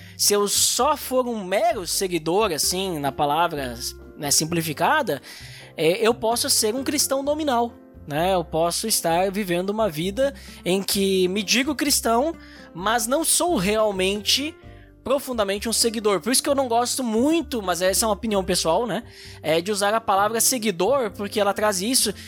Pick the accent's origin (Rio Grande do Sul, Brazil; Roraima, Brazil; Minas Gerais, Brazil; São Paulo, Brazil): Rio Grande do Sul, Brazil; Gaúcho; a gente é gaúcho